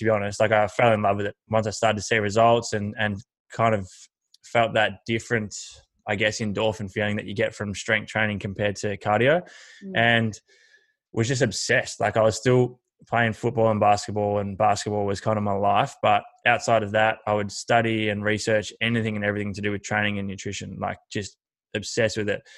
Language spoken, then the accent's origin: English; Horsham, Victoria, Australia; I grew up in Horsham, which is country Victoria, and always played footy and basketball